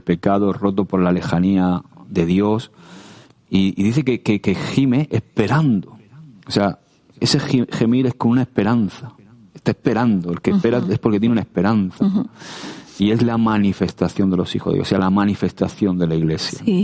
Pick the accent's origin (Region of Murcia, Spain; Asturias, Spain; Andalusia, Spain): Region of Murcia, Spain; como buen murciano